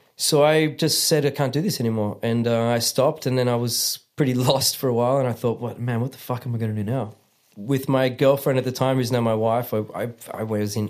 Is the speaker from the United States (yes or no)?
no; Melbourne, Victoria, Australia; moved away as an adult; now in Germany; I grew up in Australia, not not really ever feeling completely Australian or completely Italian or completely Scottish.